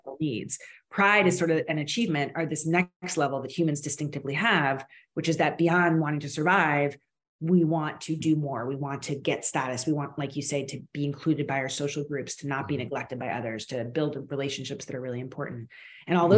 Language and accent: English; United States; now in Canada; I'm Canadian now, but I'm originally American